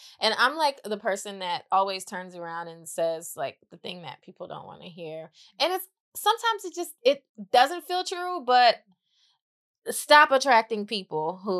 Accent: Atlanta, Georgia, United States; now in Los Angeles, United States; I came from... I moved to LA from Atlanta. Atlanta was a little easier to get by there, you know?

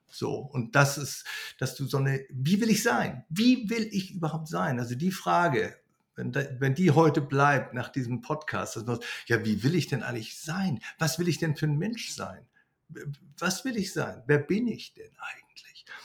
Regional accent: Germany; now in Greece

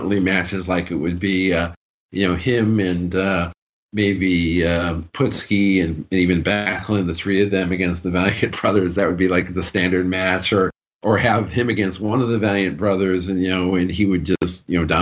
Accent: Binghamton, New York, United States; Binghamton, my hometown

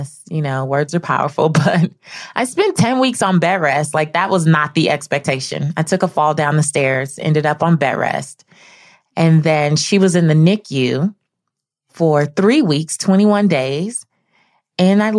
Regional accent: Los Angeles, California, United States; I grew up in South Central Los Angeles, not in the best neighborhood

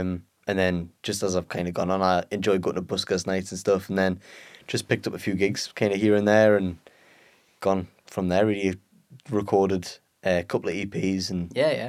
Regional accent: Peterlee, North East England, United Kingdom; From Peterlee.

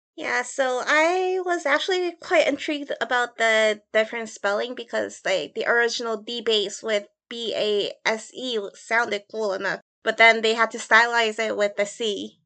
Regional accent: Chicago, Illinois, United States; accent: Midwest; moved away; I grew up in Chicago for a while, so my accent is very, like, much Midwest influenced

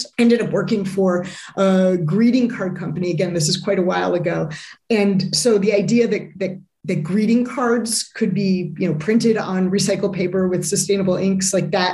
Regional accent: Chicago, Illinois, United States; I grew up in the Midwest, largely in the Chicago area

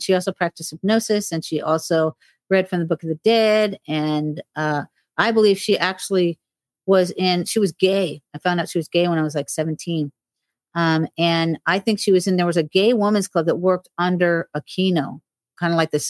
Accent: Hollywood, Florida, United States; born August 11th, 1958. I was born in Hollywood Memorial Hospital in Hollywood, Florida. I lived in Ives Estates of 95 in Florida. And I went to Mady Ives Elementary.

